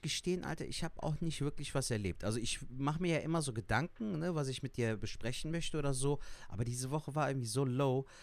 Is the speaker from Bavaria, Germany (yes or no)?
no; Cologne, North Rhine-Westphalia, Germany; Ich bin in Köln geboren und aufgewachsen, bin eine Kölsche Jung